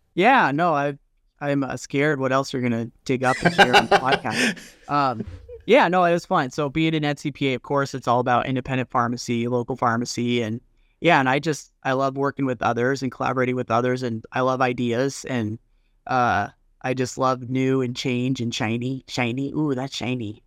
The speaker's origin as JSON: {"language": "English", "region": "Colorado", "country": "United States", "tie": "born or raised there", "also_born_or_lived": "Wyoming", "said": "Born and raised in Colorado, went up to Wyoming"}